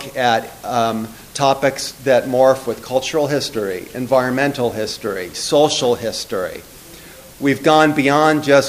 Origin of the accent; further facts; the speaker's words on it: Palo Alto, California, United States; my hometown of Palo Alto, California